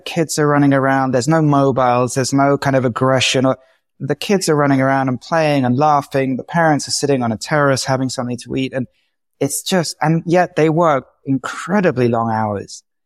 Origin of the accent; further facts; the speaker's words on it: England, United Kingdom; moved away as an adult; also born or lived in London; now in Madrid, Spain; as an English person